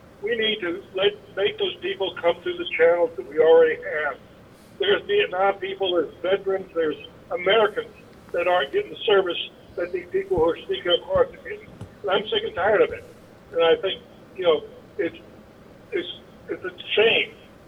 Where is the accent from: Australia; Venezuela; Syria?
Venezuela; I grew up in Venezuela during the 60s and 70s when it was a nice country.